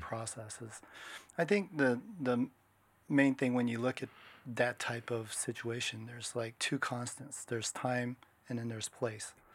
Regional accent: Washington, United States; moved away as an adult; now in Japan; I grew up in Washington State. I was born in Japan. I'm half Japanese

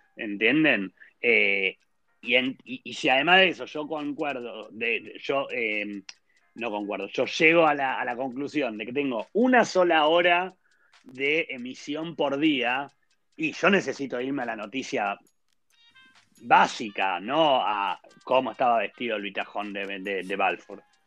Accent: Argentina; moved away as an adult; now in Israel; yo vengo de Argentina

